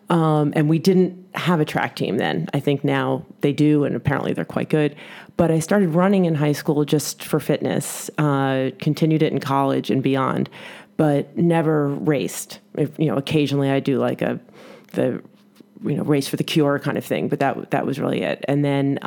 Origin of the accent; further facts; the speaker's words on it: New York City, New York, United States; as a New Yorker